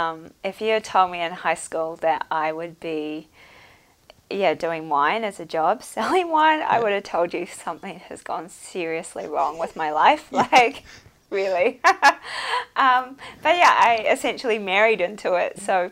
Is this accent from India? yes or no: no; Bangladesh; It sounds quite random, but I grew up in Bangladesh and my parents had a business there.